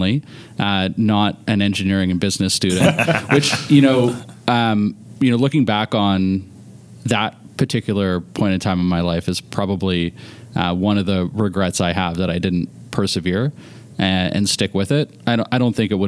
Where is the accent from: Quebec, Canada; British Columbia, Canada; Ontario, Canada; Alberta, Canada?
Ontario, Canada; Oakville; also born or lived in North York, Toronto; I grew up in Oakville